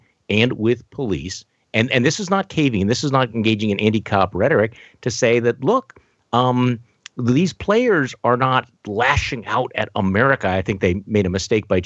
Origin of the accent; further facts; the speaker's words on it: Milwaukee, Wisconsin, United States; my hometown in Milwaukee